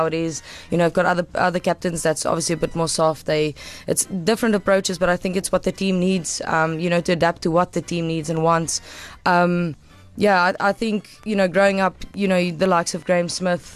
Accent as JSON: {"language": "English", "country": "South Africa", "tie": "born or raised there", "said": "you grow up as a South African with rugby and cricket and soccer"}